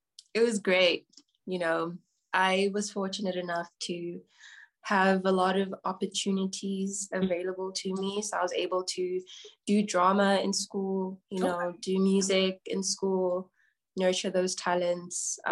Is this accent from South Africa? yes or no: yes; Johannesburg, Gauteng, South Africa; I'm from South Africa, Johannesburg specifically. I grew up in Johannesburg, was born in Johannesburg.